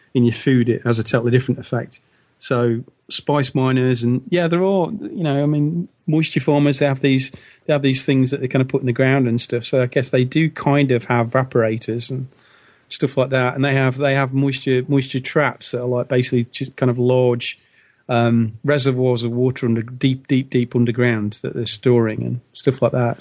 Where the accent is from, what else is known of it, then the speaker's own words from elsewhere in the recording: United Kingdom; as Brit